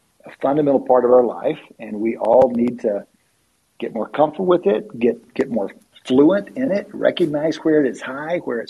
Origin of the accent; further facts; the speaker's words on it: West Texas, United States; moved away as an adult; also born or lived in Philadelphia, Pennsylvania; now in Austin, United States; we grew up in West Texas.